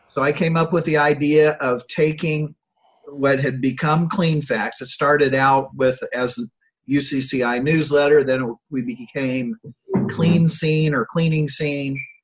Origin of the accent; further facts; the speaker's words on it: Granville, Ohio, United States; I started a small company in uh, in my hometown of Granville, Ohio